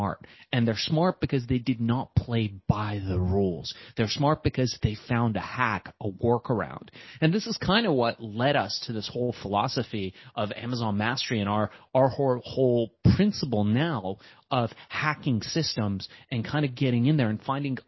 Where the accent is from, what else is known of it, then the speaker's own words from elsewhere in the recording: Los Angeles, California, United States; also born or lived in Iran; I was born in Iran. We moved to Los Angeles eventually